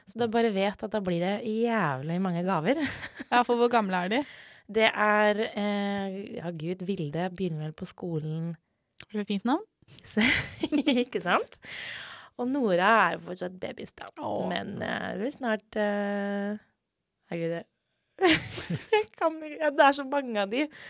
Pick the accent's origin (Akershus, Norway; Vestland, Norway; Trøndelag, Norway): Akershus, Norway; Asker; now in Bergen, Norway; jeg er fra Asker